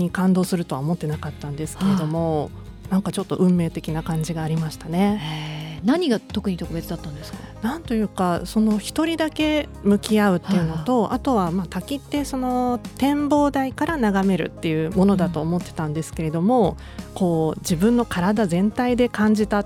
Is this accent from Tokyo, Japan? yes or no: yes; Tokyo, Japan; まあ、もともとあの私ずっと東京育ちで、